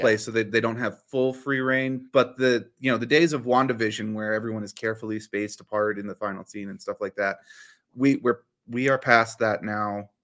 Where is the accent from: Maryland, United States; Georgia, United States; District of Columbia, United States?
District of Columbia, United States; near the Smithsonian; I grew up near the Smithsonian.